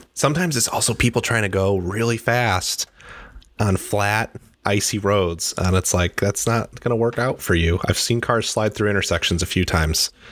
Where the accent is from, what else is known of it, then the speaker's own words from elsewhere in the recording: Midwest, United States; now in Seattle, United States; I am from the Midwest